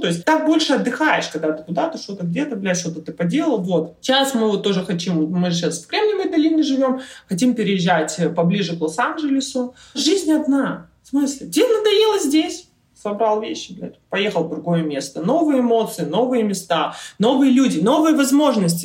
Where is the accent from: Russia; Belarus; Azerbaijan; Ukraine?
Russia; Irkutsk, Irkutsk Oblast; moved away as an adult; also born or lived in Poland; now in United States; я родом из Иркутска